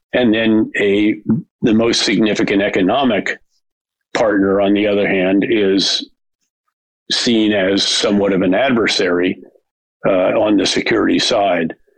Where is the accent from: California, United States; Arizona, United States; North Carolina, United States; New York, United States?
New York, United States; seven miles north of West Point; seven miles north of West Point. In fact, literally the next village around uh, the mountain, there's a very large mountain that separates West Point from my hometown.